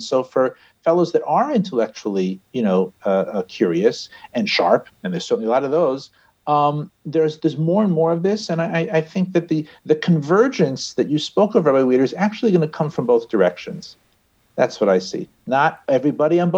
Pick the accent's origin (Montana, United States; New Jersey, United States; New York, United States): New York, United States; New York City; moved away; I'm from Riverdale, just north of the Bronx